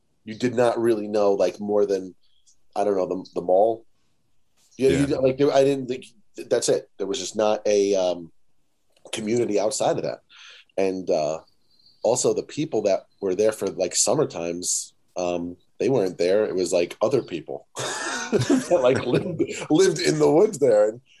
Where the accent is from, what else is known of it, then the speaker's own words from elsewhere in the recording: New York City, New York, United States; New York. So it was Manhattan, Brooklyn.